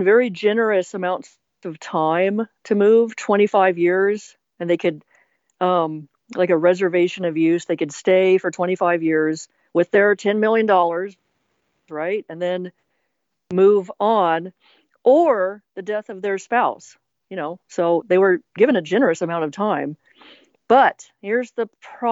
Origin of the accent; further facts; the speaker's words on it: Bay Area, California, United States; growing up in the Bay Area